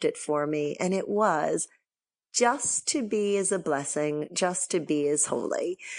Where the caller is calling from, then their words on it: New Haven, Connecticut, United States; I'm in New Haven, Connecticut.